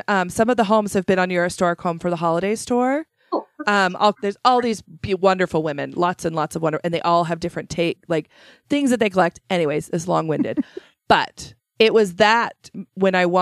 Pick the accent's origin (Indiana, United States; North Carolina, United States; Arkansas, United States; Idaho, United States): Idaho, United States; Shelley; I'm from Shelley, born and raised.